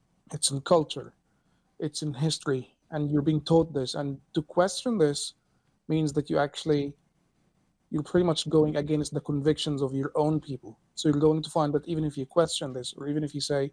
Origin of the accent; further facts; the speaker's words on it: Cairo, Cairo Governorate, Egypt; So I'm Egyptian, and I was born in 1990 in Cairo. Like most Egyptians, I grew up in a Muslim family